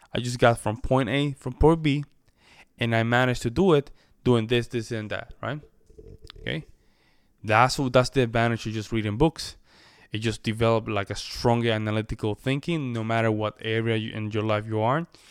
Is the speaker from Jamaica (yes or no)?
no; Puerto Rico; first language Spanish; English is a second language; I'm a Spanish speaker by nature, right? I, I, I come from the Commonwealth of Puerto Rico.